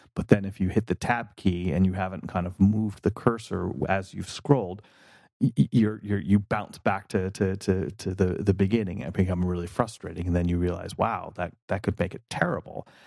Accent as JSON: {"language": "English", "region": "North Carolina", "country": "United States", "tie": "born or raised there", "also_born_or_lived": "New York", "moved": "as an adult", "lives_now": "California, United States", "said": "I was born in North Carolina and spent my adolescence here"}